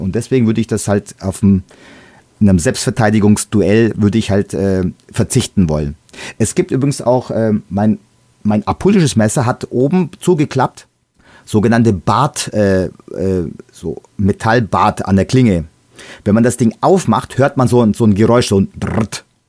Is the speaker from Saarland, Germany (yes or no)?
no; Bavaria, Germany; Bei uns in Bayern